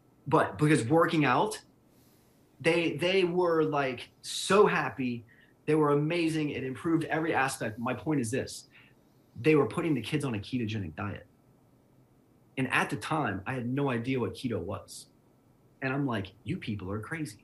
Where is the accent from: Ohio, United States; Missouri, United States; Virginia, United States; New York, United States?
Ohio, United States; Cincinnati; moved away; also born or lived in Atlanta, Georgia; I'm from Cincinnati, Ohio. I went to Ohio University. I lived in Atlanta for 5 years